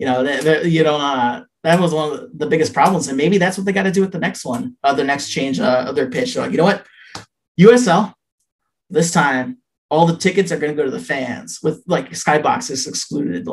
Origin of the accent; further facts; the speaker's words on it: Chicago, Illinois, United States; I'm from Chicago